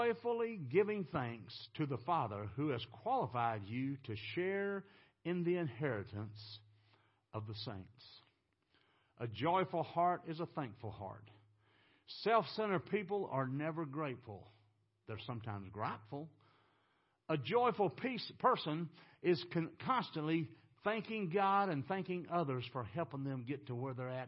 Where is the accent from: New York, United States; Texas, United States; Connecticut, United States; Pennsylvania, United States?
Texas, United States; I'm from Texas.